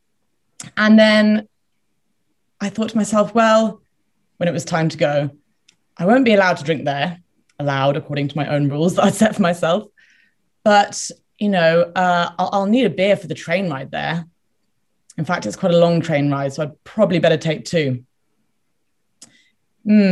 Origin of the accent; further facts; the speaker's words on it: United Kingdom; I'm British, there's a big drinking culture here